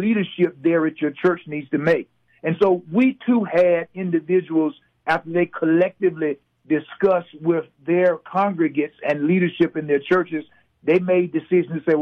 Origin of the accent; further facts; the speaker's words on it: the South, United States; now in Alabama, United States; I grew up in the South